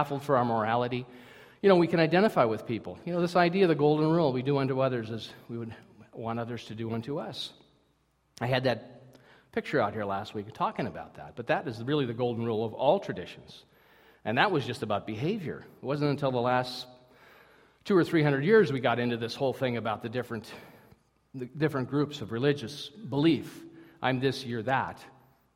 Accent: Minnesota, United States; I'm from Minnesota

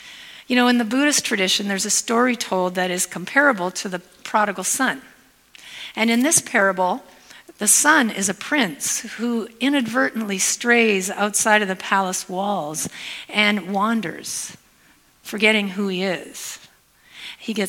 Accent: Hamilton, Ontario, Canada; moved away as an adult; now in Spokane, United States; I am Canadian, even though I live in Spokane, Washington. I'm from the Hamilton area originally, and I've lived in the States for 15 years

